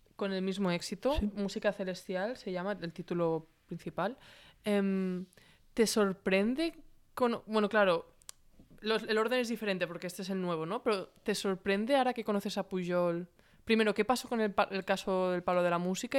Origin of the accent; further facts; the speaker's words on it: Catalonia, Spain; yo me considero ambos, catalana y, también española